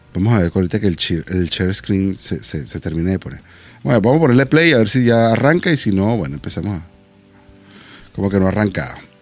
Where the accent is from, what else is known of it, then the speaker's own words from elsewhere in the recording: Venezuela; como venezolano